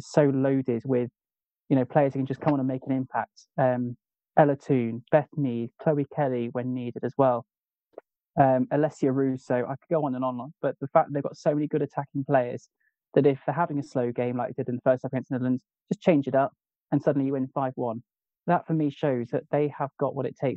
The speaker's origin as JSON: {"language": "English", "region": "England", "country": "United Kingdom", "said": "I'm English"}